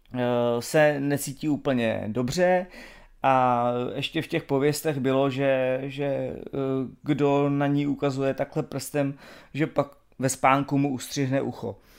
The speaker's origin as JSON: {"language": "Czech", "country": "Czechia"}